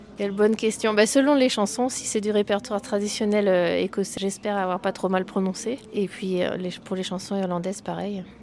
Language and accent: French; Brittany, France; je suis née euh, en Bretagne et donc j'ai dans mes influences forcément un peu de musique celtique